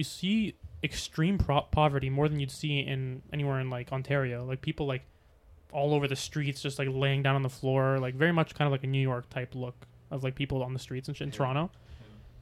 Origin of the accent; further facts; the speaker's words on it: Egypt; moved away; we're both from Egypt